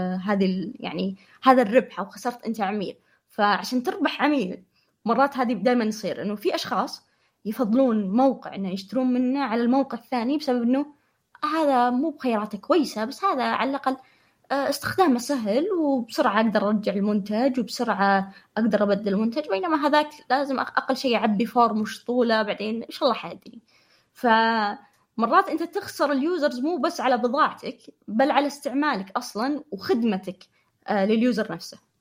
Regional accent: Saudi Arabia; عندنا في السعودية

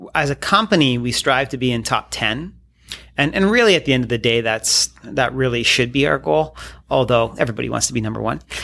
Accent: Midhurst, Ontario, Canada; also born or lived in Sarnia, Ontario; I grew up in Sarnia, so uh, close to Michigan

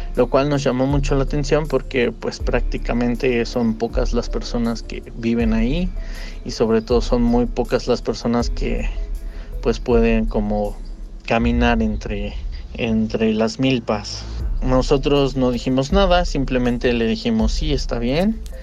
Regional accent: Tlaxcala, Mexico; now in Mexico City, Mexico; Nosotros somos de Tlaxcala, pero residimos aquí en México

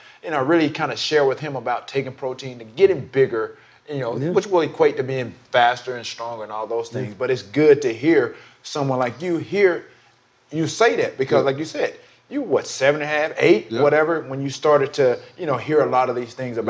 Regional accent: the South, United States; now in California, United States; we grew up in the South. Like, in eighth and ninth grade, we were already starting to lift weights.

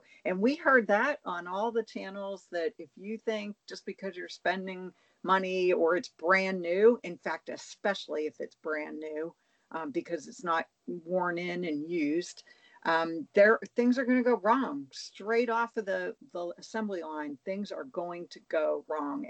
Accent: Pennsylvania, United States; I'm from Pennsylvania

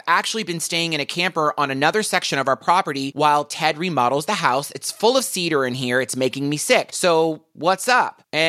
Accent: Deep South, United States; I'm from the Deep South, and we say critters every once in a while.

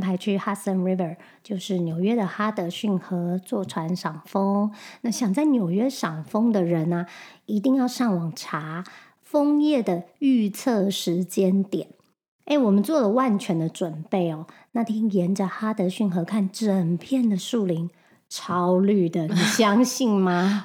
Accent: Taiwan; moved away as an adult; also born or lived in Singapore; now in United States; 我是台湾人

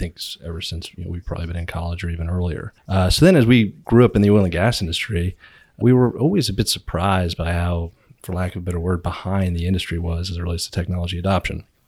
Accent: Virginia, United States; moved away as an adult; now in Houston, United States; I grew up in Virginia, stumbled down to Houston

